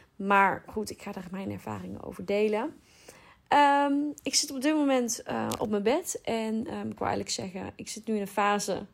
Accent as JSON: {"language": "Dutch", "region": "North Brabant", "country": "Netherlands", "accent": "Brabant", "said": "ik woon in Brabant, als je dat nog niet had begrepen aan mijn accent"}